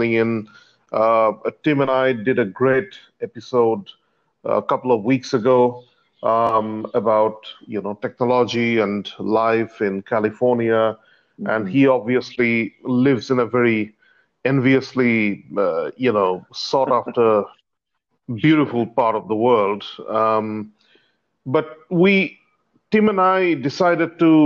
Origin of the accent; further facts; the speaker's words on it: India; moved away as an adult; now in Singapore; I was born in India and I migrated to Singapore.